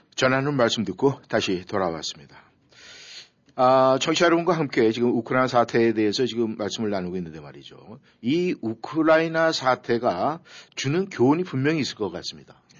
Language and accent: Korean; South Korea; 우리 이제 한국 사람으로서